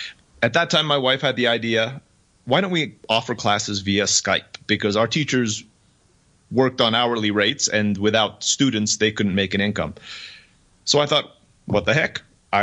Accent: Turkey; also born or lived in Philippines; now in Mexico; I was born in the Philippines. I grew up in Turkey.

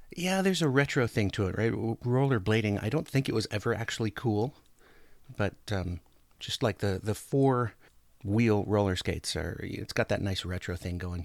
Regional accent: Anchorage, Alaska, United States; now in Oregon, United States; I grew up in Anchorage, Alaska

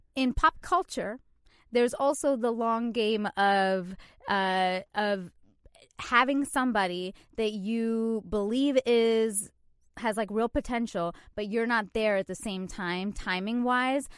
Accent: Canada; moved away as an adult; now in New York, United States; I'm Canadian, and when I first moved here

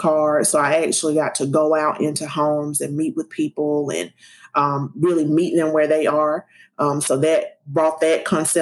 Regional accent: South Carolina, United States; I'm from South Carolina and mother, wife, all that good stuff.

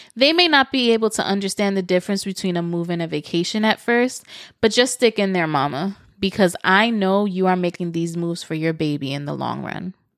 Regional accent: New York City, New York, United States; moved away as an adult; now in Florida, United States; I moved this past summer from New York City, where I lived for thirty-six years

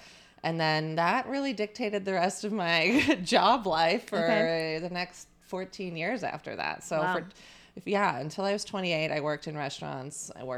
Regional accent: Long Island, New York, United States; now in Brooklyn, United States; one of the perks of growing up on Long Island is that you get to visit New York City all the time. And so from a very young age, I've been coming to New York.

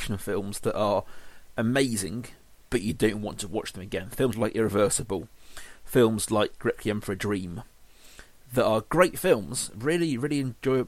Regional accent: England, United Kingdom; being an Englishman

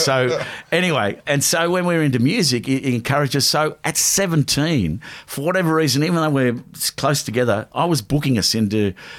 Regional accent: Blacktown, New South Wales, Australia; We grew up in the around Blacktown.

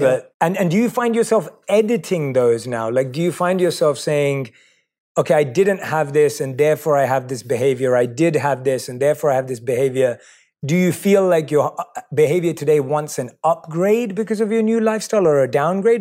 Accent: London, United Kingdom; I was born and raised in London

